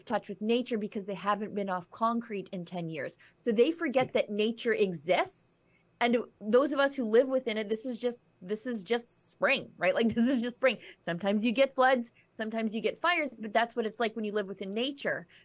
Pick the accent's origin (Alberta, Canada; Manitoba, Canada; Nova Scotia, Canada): Alberta, Canada; Northern; being from Alberta and Northern Alberta, and then this year so close to where the fires were